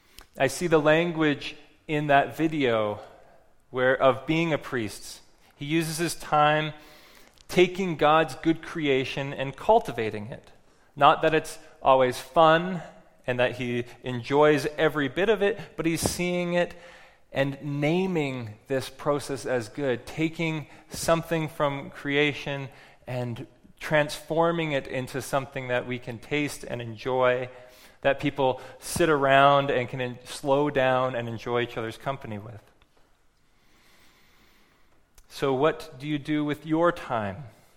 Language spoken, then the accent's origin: English; West Coast, United States; because I'm from the West Coast and I know we got a bit of a reputation for being a little granola out there.